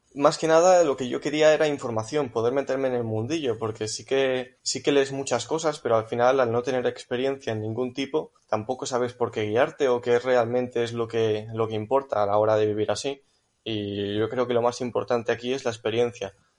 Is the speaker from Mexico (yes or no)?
no; Catalonia, Spain; Pues yo soy de Cataluña.